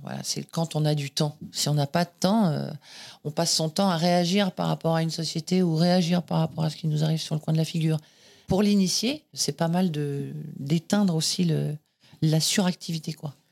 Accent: Boulogne-Billancourt, Île-de-France, France; né à Boulogne-Billancourt, département des Hauts-de-Seine, dans une clinique euh, en face des usines Renault

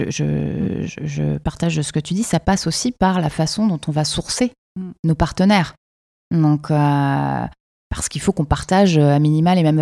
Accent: Quebec City, Quebec, Canada; qu'est-ce qu'on vient nous amener les Français chez nous à Québec

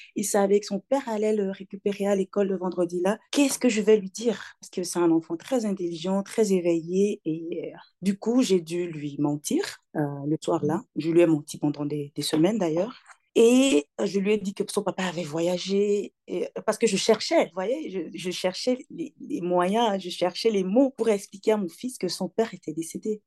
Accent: Togo; moved away as an adult; now in Belgium; Je suis née au Togo, j'ai grandi au Togo. Euh, j'ai quitté le Togo, j'avais 25 ans

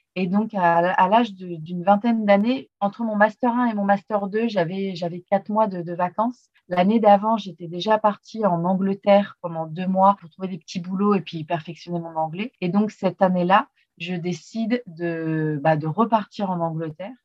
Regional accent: France; moved away as an adult; also born or lived in Australia; En tant que Français

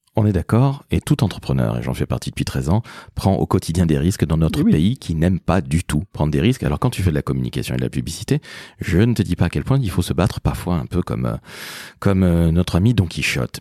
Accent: Toulouse, Occitania, France; also born or lived in Antilles; je suis toulousain et antillais

